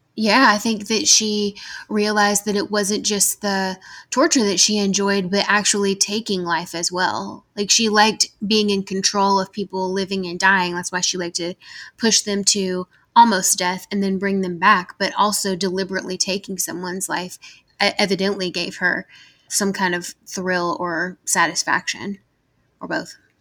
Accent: Georgia, United States; accent: southern; I'm from Georgia

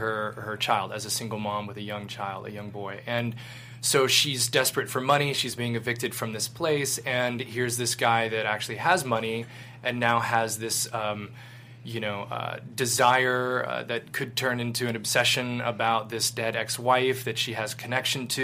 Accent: Louisville, Kentucky, United States; moved away as an adult; I got to shoot in my hometown of Louisville, Kentucky

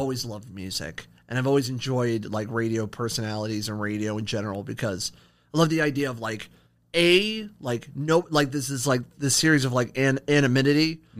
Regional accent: Akron, Ohio, United States; now in Toledo, United States; No, I'm actually originally from Akron, Ohio. I'm a transplant to the 419.

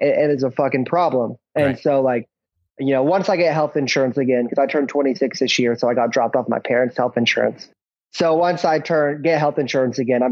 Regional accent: Oklahoma, United States; We're both from Oklahoma

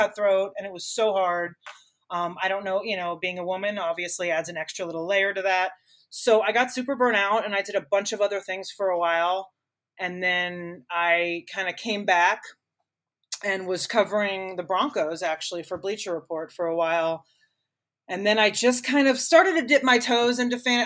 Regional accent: Miami, Florida, United States; moved away as an adult; now in Denver, United States; I grew up in Miami my parents were original season ticket holders with the Dolphins

